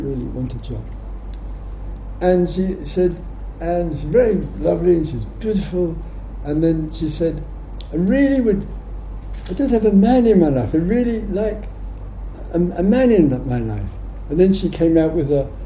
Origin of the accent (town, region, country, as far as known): England, United Kingdom